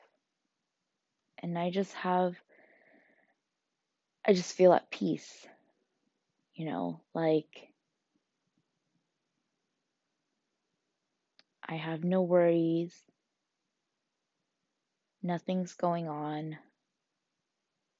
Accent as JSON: {"language": "English", "country": "United States", "tie": "born or raised there", "said": "growing up in America"}